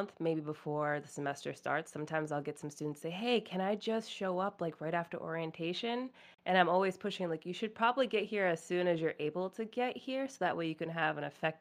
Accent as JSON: {"language": "English", "region": "New England", "country": "United States", "tie": "born or raised there", "said": "I've been here my whole life in New England."}